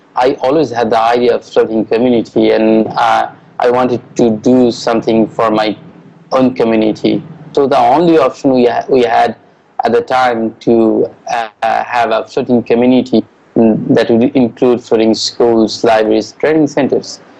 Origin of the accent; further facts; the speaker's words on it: Bangladesh; I am from Bangladesh.